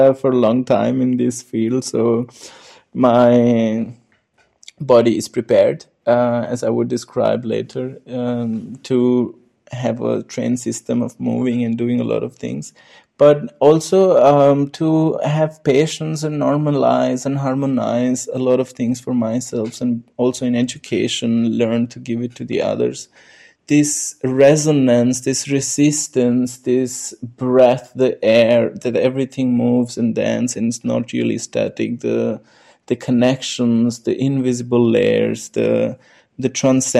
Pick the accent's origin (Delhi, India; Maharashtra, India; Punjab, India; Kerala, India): Delhi, India; New Delhi; moved away as an adult; now in Linz, Austria; I was born in New Delhi, India, and I grew up in a society, local area, which near the district called Goal Market or Central Delhi.